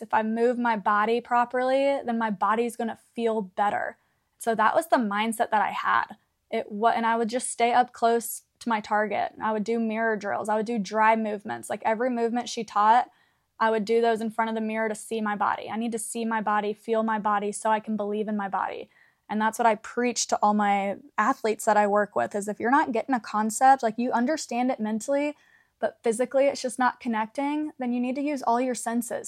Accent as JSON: {"language": "English", "town": "Canton", "region": "Georgia", "country": "United States", "tie": "born or raised there", "said": "I was back home in Canton, Georgia"}